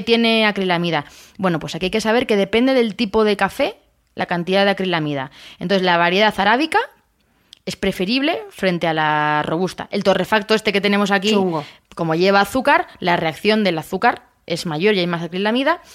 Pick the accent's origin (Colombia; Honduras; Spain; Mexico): Spain; Castilla-La Mancha; de mi tierra, que soy manchega